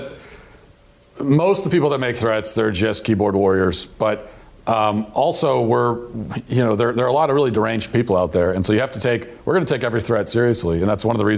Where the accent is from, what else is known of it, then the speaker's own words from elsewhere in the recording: Baltimore, Maryland, United States; from Maryland and from the kind of the Baltimore area